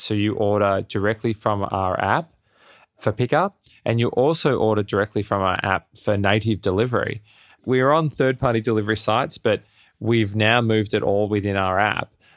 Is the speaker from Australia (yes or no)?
yes; Melbourne, Victoria, Australia; moved away as an adult; now in New York City, United States; I'm originally from Melbourne in Australia, and I landed in the States, in New York City, in late two thousand ten